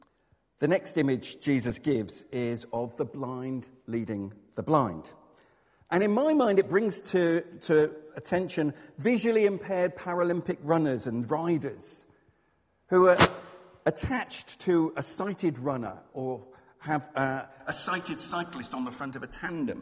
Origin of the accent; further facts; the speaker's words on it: Exmouth, South West England, United Kingdom; When I was growing up in Exmouth, there was a shop just across the road